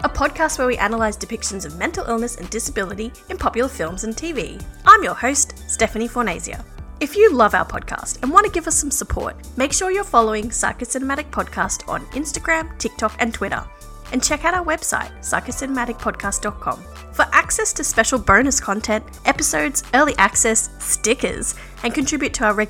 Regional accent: Victoria, Australia; I'm from Wurundjeri country of the Kulin Nation

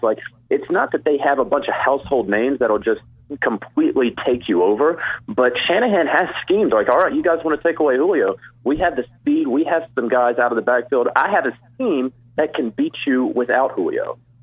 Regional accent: North Carolina, United States; also born or lived in Charlotte area; now in Atlanta, United States; I'm from North Carolina, so I was living in the Charlotte area during the Vic years

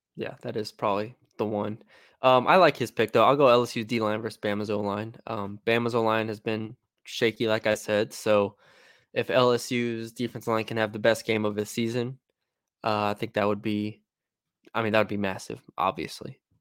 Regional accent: Texas, United States; I'm from Texas

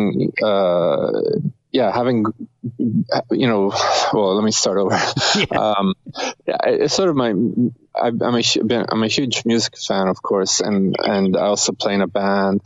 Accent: Rome, Lazio, Italy; now in Canada; we're both from Rome, Italy

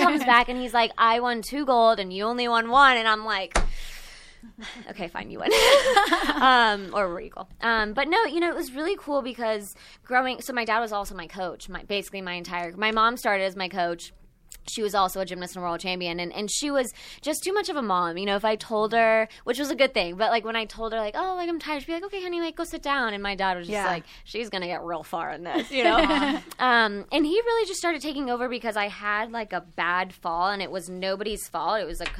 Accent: Texas, United States; I grew up in Texas, and so I don't know. I'm the only child

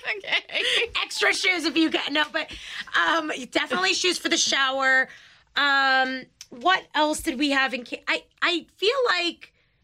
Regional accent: New York City, New York, United States; I grew up in Queens, so they didn't have, like, Walmarts near me

